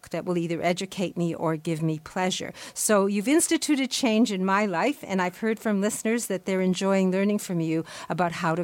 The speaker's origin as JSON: {"language": "English", "country": "Canada", "said": "as a Canadian"}